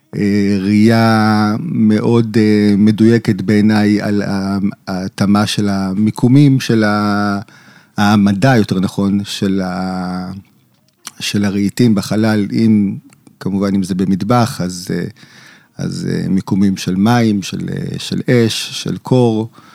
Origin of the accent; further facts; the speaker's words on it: Jerusalem, Jerusalem District, Israel; אני יליד ירושלים, אני דור שביעי בירושלים